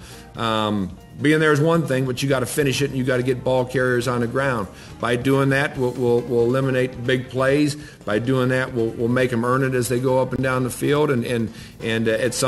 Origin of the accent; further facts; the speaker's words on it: Iowa, United States; it's my home state